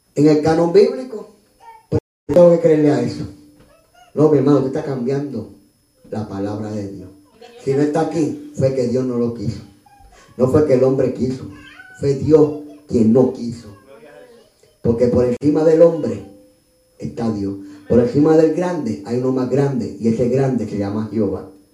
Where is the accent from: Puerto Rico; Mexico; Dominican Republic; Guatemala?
Puerto Rico; San Juan; nací en Río Piedra